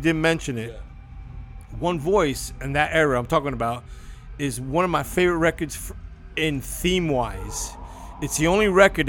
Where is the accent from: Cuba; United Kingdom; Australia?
Cuba; moved away; started thinking about my family when we came from Cuba.